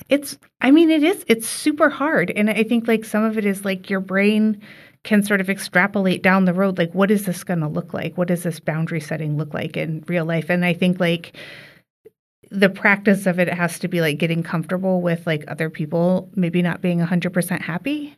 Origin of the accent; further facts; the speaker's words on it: Bloomington, Indiana, United States; now in Skokie, United States; my family lives up here in Skokie now, but we're from Indiana. And so, like, there has been this expectation from our more extended family that we travel home to Bloomington